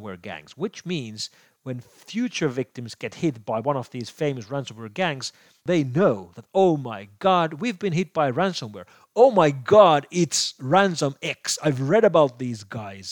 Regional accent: Finland; here in my home country of Finland

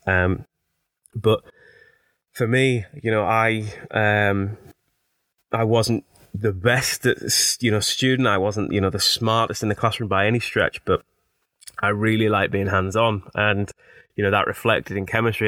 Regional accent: Teesside, North East England, United Kingdom; accent: Teesside; as you can probably hear from my accent, I'm, I'm a Teesside-er, born, bred, and proud.

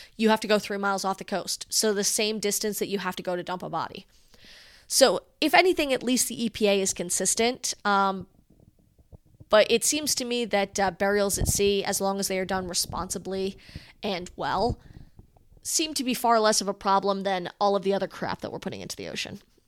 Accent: Rhode Island, United States; I come from Rhode Island.

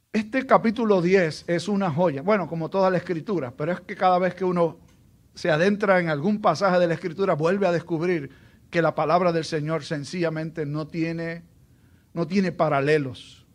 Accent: Aguadilla, Puerto Rico; Cuando yo me criaba, en el lugar donde yo me crié, allá en, en Aguadilla

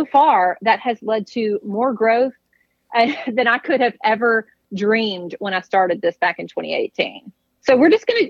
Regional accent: Mississippi, United States; growing up in Mississippi in a hunting family

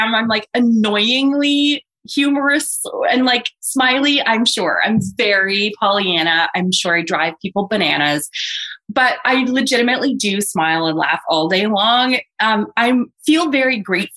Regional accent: Toronto, Ontario, Canada; my hometown of Toronto

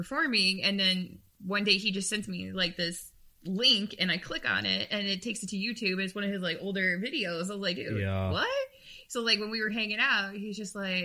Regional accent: Chicago, Illinois, United States; moved away as an adult; now in California, United States; I am from Chicago. Born and raised

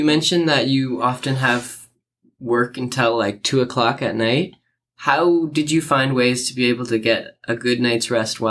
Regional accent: Waterloo, Ontario, Canada; my hometown in Waterloo

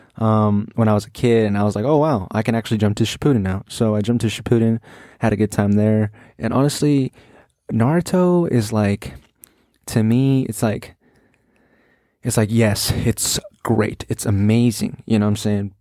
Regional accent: United States; I'm an American

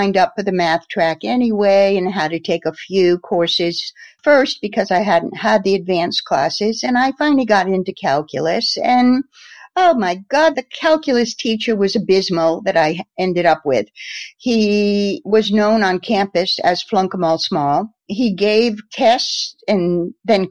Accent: Norwich, Connecticut, United States; moved away; also born or lived in New York; I'm originally from Norwich, Connecticut. And I live actually not far from my old hometown now

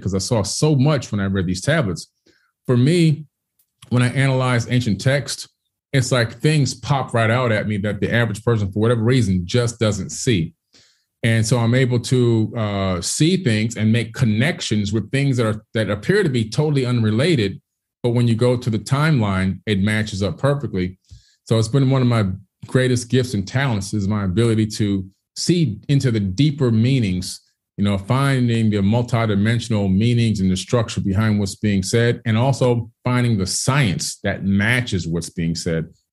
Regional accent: Miami, Florida, United States; born or raised there; also born or lived in Queens, New York

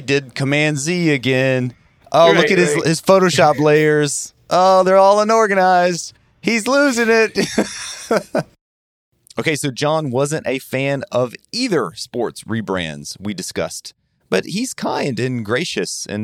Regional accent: Atlanta, Georgia, United States; my hometown baseball team, the Atlanta Braves

